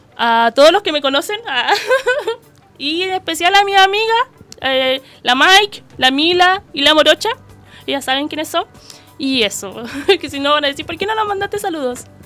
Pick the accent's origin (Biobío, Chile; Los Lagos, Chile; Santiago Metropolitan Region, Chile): Santiago Metropolitan Region, Chile; La Florida; Soy de la Florida